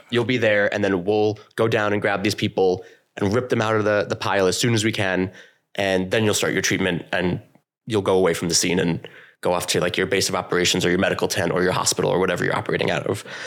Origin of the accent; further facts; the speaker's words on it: New York, United States; moved away as an adult; now in Vermont, United States; I come from New York, and I joined, like, the junior corps of the ambulance, and I started running there all throughout, uh, the rest of high school.